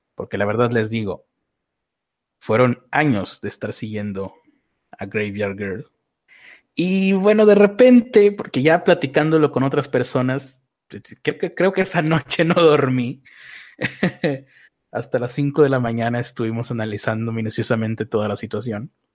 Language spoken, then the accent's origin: Spanish; Mexico; como mexicano